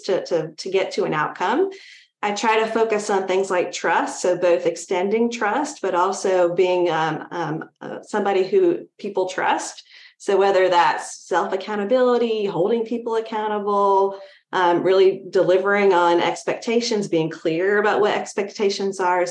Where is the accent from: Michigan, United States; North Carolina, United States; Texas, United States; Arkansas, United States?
North Carolina, United States; I grew up in North Carolina